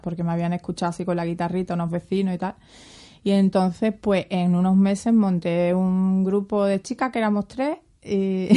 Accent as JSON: {"language": "Spanish", "town": "Seville", "region": "Andalusia", "country": "Spain", "tie": "born or raised there", "also_born_or_lived": "Cádiz", "said": "Vivo en Sevilla y nací en Cádiz porque era verano y mi madre le pilló allí en la playita muy a gusto ah, al revés, cuando se puso de parto. Así que soy gaditana. Pero bueno, mm, he vivido toda la vida aquí en Sevilla."}